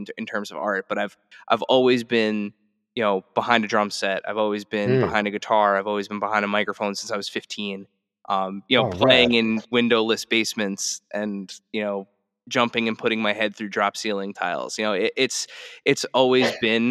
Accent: New Jersey, United States; We're both born and raised in New Jersey

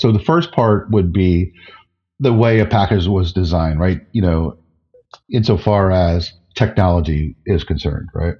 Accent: New Jersey, United States; Where I grew up in New Jersey was just adjacent to the Pine Barrens

